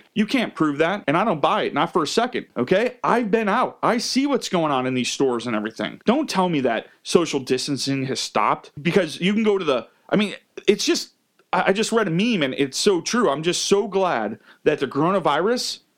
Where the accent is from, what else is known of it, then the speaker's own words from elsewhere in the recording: United States; I was born as an American citizen